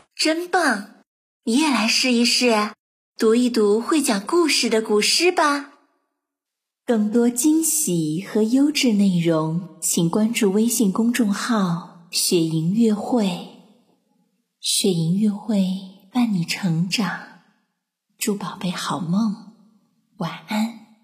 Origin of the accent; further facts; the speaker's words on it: China; 传统节日对于我们中国人来说是非常重要的